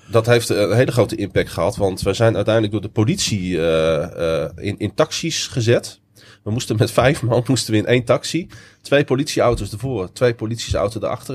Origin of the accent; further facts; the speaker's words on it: Netherlands; we zijn Nederlanders